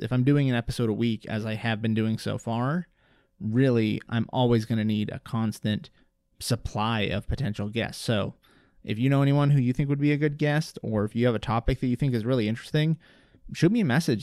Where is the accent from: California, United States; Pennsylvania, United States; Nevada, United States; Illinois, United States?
Nevada, United States; Reno; also born or lived in Las Vegas / Oakland; I was born and raised here in Reno.